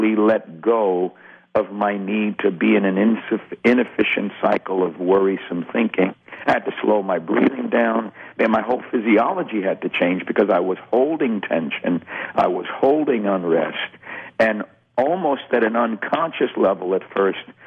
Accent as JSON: {"language": "English", "region": "New York", "country": "United States", "tie": "born or raised there", "said": "growing up in New York"}